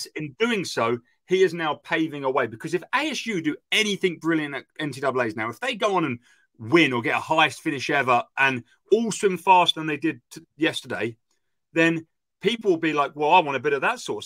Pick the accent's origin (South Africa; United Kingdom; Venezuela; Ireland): United Kingdom; I'm British